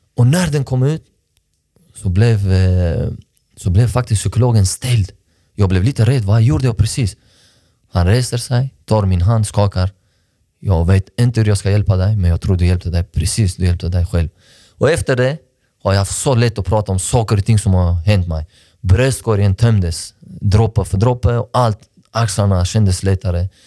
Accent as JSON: {"language": "Swedish", "town": "Malmö", "region": "Skåne", "country": "Sweden", "tie": "born or raised there", "said": "för jag är uppväxt i Rosengård. Jag landade i Malmö, i Sverige, 20, 2002."}